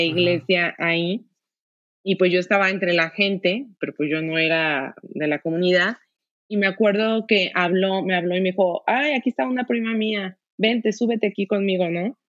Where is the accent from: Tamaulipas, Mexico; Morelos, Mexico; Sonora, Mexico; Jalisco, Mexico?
Jalisco, Mexico; Guadalajara; yo soy de Guadalajara, todos aquí somos de Guadalajara